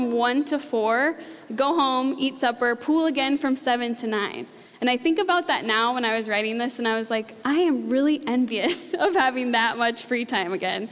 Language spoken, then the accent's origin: English; Ida Grove, Iowa, United States; now in Tiffin, United States; I currently live in Tiffin with my husband and my son, but I grew up in a town called Ida Grove, Iowa